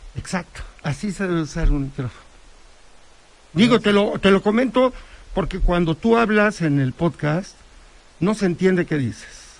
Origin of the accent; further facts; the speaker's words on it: Huauchinango, Puebla, Mexico; now in Puebla, Mexico; allá en Huachinango, de donde soy originario